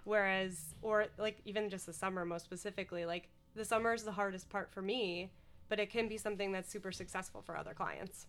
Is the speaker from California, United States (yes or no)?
no; Scranton, Pennsylvania, United States; moved away; I grew up in Scranton, Pennsylvania, and actually went to college out there as well